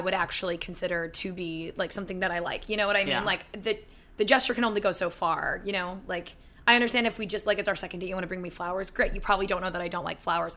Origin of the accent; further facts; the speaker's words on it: Philadelphia, Pennsylvania, United States; moved away; I'm from Philly.